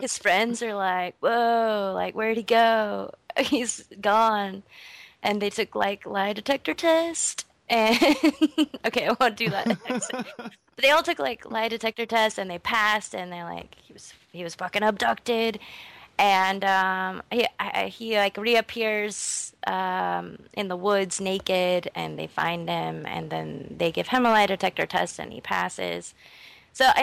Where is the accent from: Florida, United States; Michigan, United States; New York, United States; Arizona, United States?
Arizona, United States; Snowflake; moved away; I'm from Snowflake, Arizona.